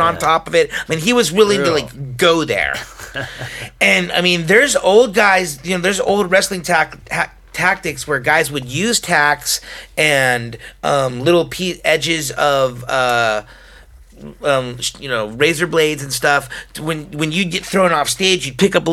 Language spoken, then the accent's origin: English; United States; as an American